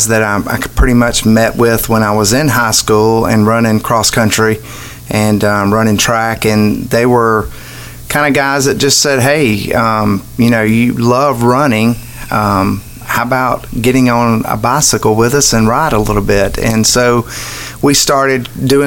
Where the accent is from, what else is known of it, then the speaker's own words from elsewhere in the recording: Montgomery, Alabama, United States; also born or lived in Gainesville, Florida; now in Tallahassee, United States; I grew up in Montgomery, Alabama, and started out in Capitol Heights